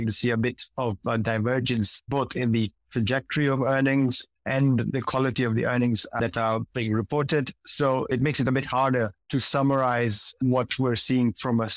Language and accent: English; Kenya; moved away as an adult; I'm originally Kenyan, although I'm based outside of Kenya right now